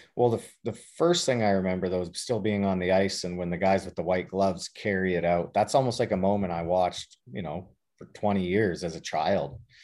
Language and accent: English; Lethbridge, Alberta, Canada; moved away; the arena that I grew up playing at in Lethbridge.